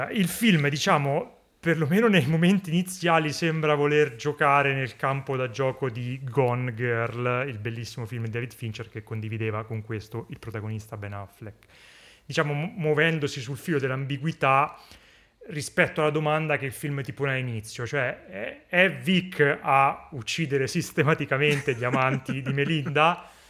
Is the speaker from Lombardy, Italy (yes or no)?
yes; Brescia, Lombardy, Italy; sono di Brescia